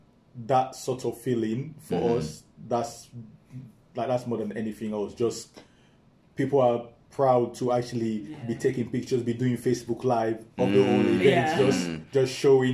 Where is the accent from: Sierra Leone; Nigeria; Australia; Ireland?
Sierra Leone; moved away; when I was growing up in Sierra Leone.